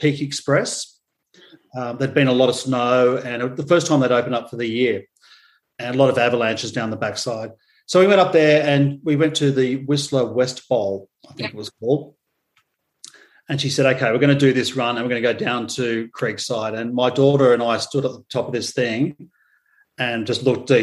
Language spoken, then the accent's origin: English; Australia; coming from Australia